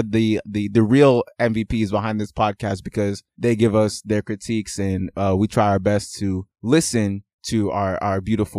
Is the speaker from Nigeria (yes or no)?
yes; Nigeria; And I'm Nigerian.